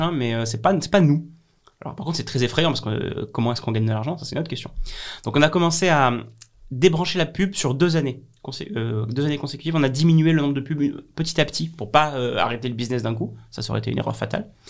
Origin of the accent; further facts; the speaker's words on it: Avignon, Provence-Alpes-Côte d'Azur, France; chez moi, à Avignon